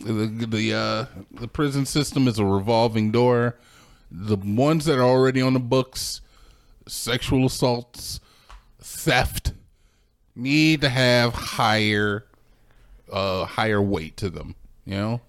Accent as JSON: {"language": "English", "country": "United States"}